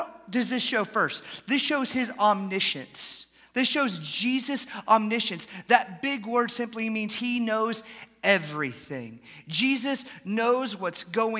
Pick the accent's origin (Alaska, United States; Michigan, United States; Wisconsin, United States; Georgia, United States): Georgia, United States; Atlanta; moved away as an adult; also born or lived in Haskell, Texas; I grew up in Atlanta, Georgia